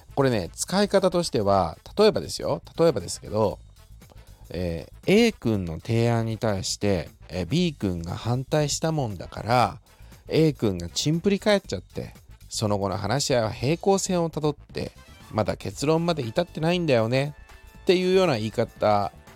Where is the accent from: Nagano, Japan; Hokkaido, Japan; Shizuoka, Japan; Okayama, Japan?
Shizuoka, Japan; accent: Shizuoka dialect; moved away as an adult; also born or lived in Tokyo